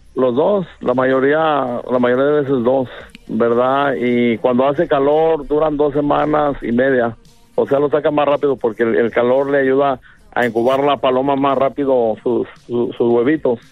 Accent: Guadalajara, Jalisco, Mexico; en Guadalajara, soy de Guadalajara, Jalisco, una colonia que se llama San Andrés, Orgullosamente

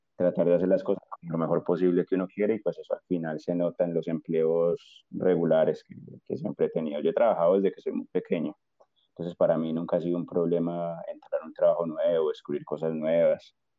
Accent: Armenia, Quindío, Colombia; moved away as an adult; now in Spain; yo soy colombiano de una ciudad un poco pequeña que no creo que mucha gente conozca, que se llama Armenia, así como el país.

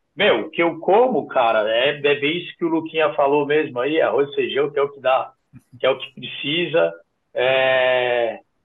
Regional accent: São Paulo, Brazil; Sou da Zona Sul, sou de Interlagos, nasci aqui

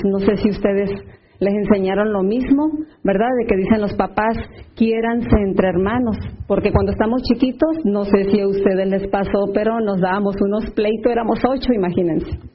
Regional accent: Sinaloa, Mexico; Yo soy del estado de Sinaloa

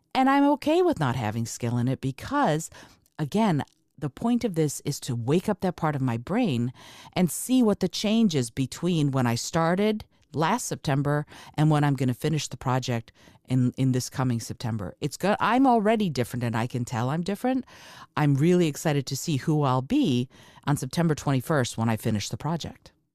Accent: Moldova; moved away; I'm, I'm from Moldova. I was born in, in Moldova

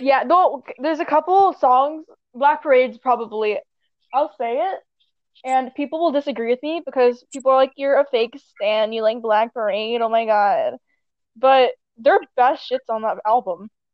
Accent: Canada; we're both Canadian, but I'm much more Canadian.

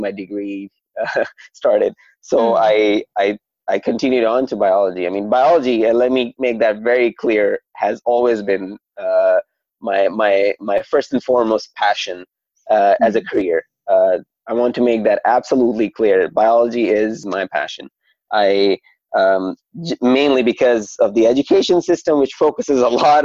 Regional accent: Saudi Arabia; moved away; I am a first generation Pakistani that was born in Saudi Arabia.

